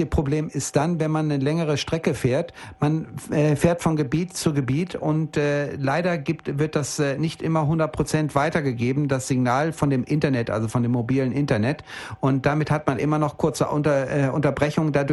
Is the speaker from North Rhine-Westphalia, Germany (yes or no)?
yes; Bielefeld, North Rhine-Westphalia, Germany; Ich komme ja nur aus Norddeutschland, aus dem schönen Bielefeld.